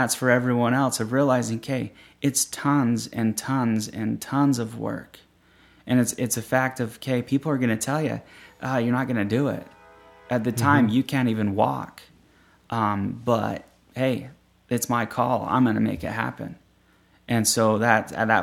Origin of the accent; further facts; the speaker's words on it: Layton, Utah, United States; I'm just from Layton